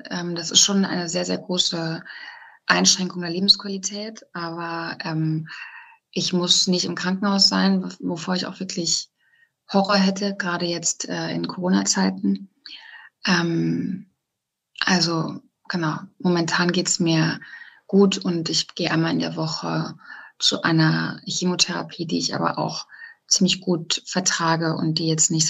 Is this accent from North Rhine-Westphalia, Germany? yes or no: yes; North Rhine-Westphalia, Germany; moved away as an adult; now in Cologne, Germany; genau, und ich komme eigentlich aus, aus Westfalen, aus einem ganz kleinen Kaff. Ähm, und ja, Dorf oder Kaff in, in Ostwestfalen heißt ja nochmal was anderes als jetzt irgendwie am Stadtrand von Köln.